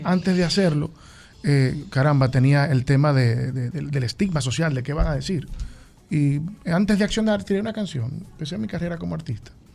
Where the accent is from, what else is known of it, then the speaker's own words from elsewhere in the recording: Tenares, Hermanas Mirabal, Dominican Republic; Yo soy de Tenares